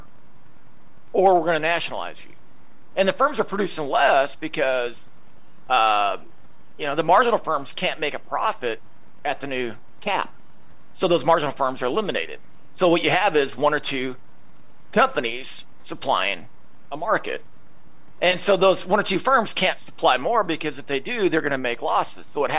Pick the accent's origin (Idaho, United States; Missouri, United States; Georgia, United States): Idaho, United States; I grew up in Idaho